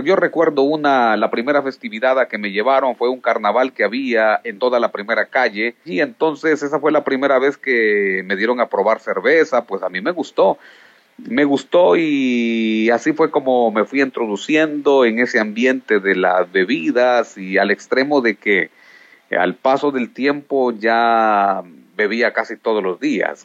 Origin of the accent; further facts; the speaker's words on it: Yoro, Honduras; also born or lived in Montañitas, Quimistán, Santa Bárbara, Honduras; de allí pues fui movido hacia el corazón de Honduras, hacia el departamento de Lloro. Eh, trabajamos por mucho tiempo en este departamento, siendo yo aún un niño